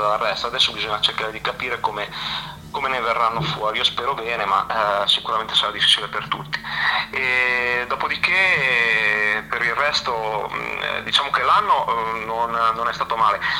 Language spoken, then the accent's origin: Italian; La Spezia, Liguria, Italy; io sono della Spezia